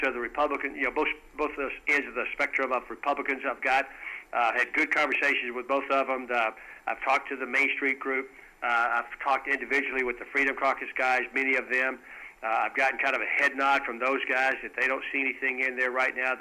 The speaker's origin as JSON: {"language": "English", "region": "West Texas", "country": "United States", "said": "I'm from West Texas"}